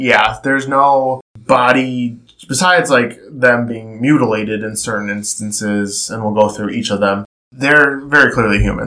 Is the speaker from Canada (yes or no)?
no; Cleveland, Ohio, United States; we're from Cleveland